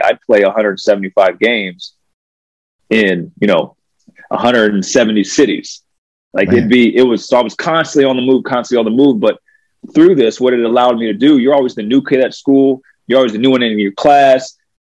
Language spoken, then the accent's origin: English; Alexandria, Virginia, United States; born there; also born or lived in Maryland / Pennsylvania / New York; I was born in Alexandria, Virginia. My dad had just gotten a job with Kraft Foods, which is now Kraft Heinz. So we moved like every 3 years.